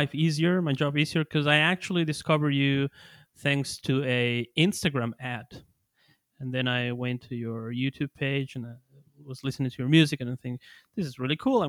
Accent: Ecuador; I'm from Ecuador

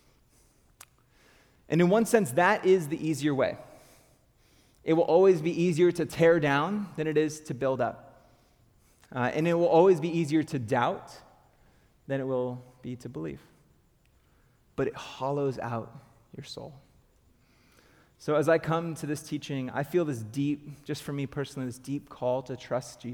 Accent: Southern California, United States; moved away as an adult; now in Portland, United States; I grew up in Southern California

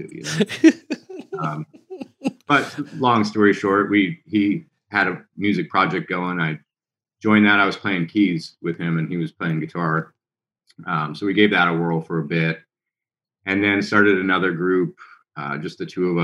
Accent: Elmira, New York, United States; moved away; I grew up upstate New York, a town called Elmira

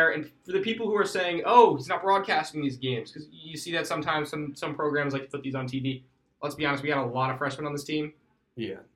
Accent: Bucks County, Philadelphia area, Pennsylvania, United States; I'm proud to say I'm not from the main line. I am from Bucks County, so I'm from north.

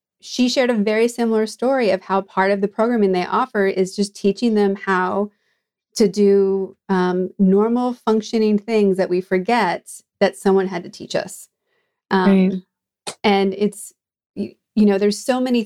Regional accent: New England, United States; myself growing up in New England

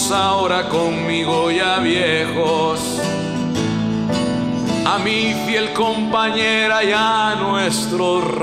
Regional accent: Costa Rica; estuve con Juan, en mi país, en Costa Rica al colegio a dar un concierto, a mi colegio de toda la vida.

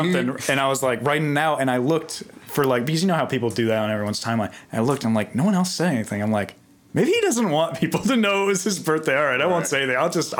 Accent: East Coast, United States; now in California, United States; I'm from the East Coast, so we never have In-N-Out.

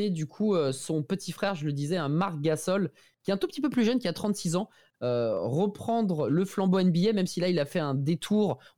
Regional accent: Portugal; first language Portuguese; French is a second language; Je suis portugais

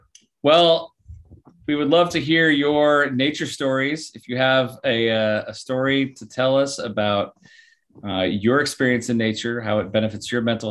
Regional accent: Bend, Oregon, United States; born or raised there

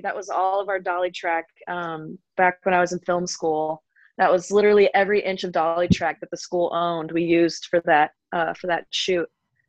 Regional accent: North Carolina, United States; moved away as an adult; also born or lived in Greensboro / Winston-Salem, North Carolina; now in Los Angeles, United States; I'm from the East Coast. I'm from North Carolina.

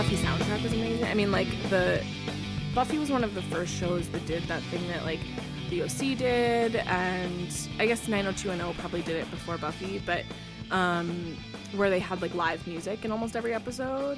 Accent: Iowa, United States; born or raised there

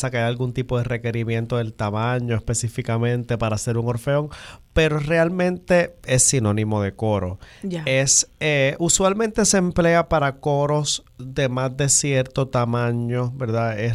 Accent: Río Piedras, Puerto Rico; Yo soy de acá, de Río Piedra, ¿verdad? El área metropolitana.

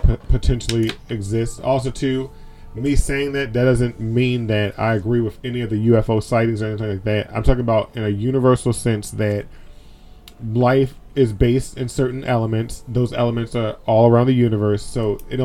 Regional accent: Maryland, United States; I grew up in Maryland

